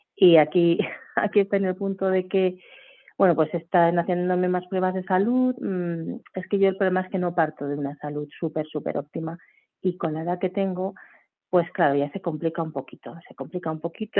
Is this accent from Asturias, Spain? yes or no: no; Barcelona, Catalonia, Spain; now in Madrid, Spain; soy de Barcelona, actualmente hace muchos años ya vivo en Madrid